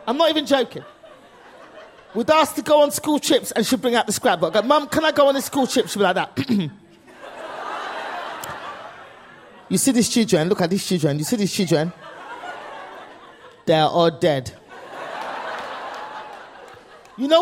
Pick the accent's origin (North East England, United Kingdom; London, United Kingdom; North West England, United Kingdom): London, United Kingdom; moved away as an adult; now in United States; born and raised in England, immigrant parents.